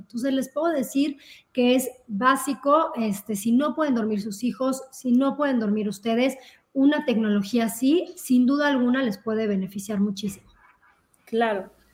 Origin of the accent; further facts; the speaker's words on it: Mexico; somos como sociedad, sobre todo como mexicanos